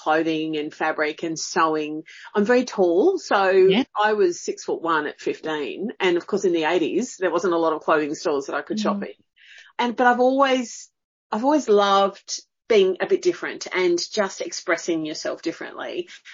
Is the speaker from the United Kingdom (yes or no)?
no; Blue Mountains, New South Wales, Australia; also born or lived in Sydney; in the Blue Mountains, mainly.